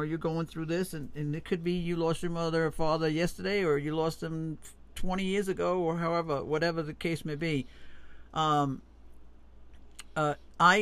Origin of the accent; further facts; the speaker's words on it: Long Island, New York, United States; moved away; also born or lived in South Florida, United States; growing up in Long Island